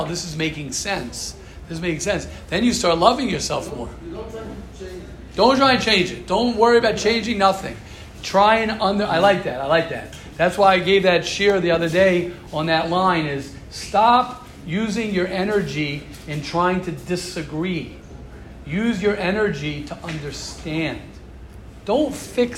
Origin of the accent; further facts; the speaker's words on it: United States; I'm an American